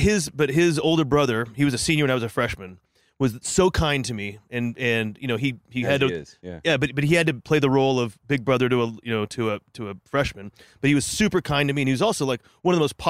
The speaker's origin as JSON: {"language": "English", "town": "Santa Barbara", "region": "California", "country": "United States", "said": "I'm from Santa Barbara, but I was going to school up here"}